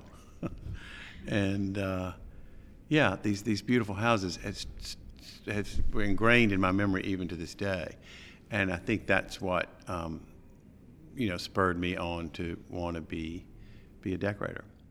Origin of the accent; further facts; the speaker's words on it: Alabama, United States; moved away as an adult; now in New York, United States; I'm from Alabama